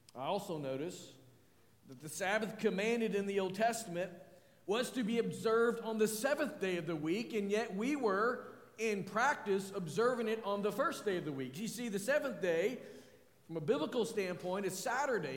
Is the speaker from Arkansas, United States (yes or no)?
yes; northwest Arkansas, United States; as I was growing up in northwest Arkansas